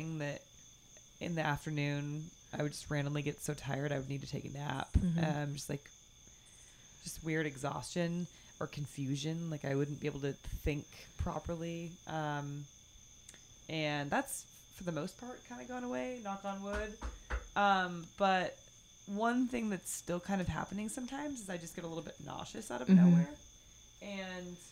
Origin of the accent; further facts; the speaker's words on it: near the Bay Area, California, United States; I grew up riding roller coasters because I grew up near the Bay Area in California